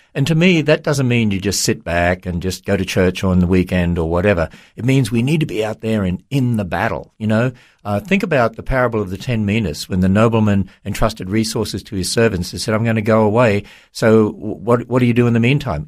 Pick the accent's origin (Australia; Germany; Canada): Australia; now in United States; I'm from Australia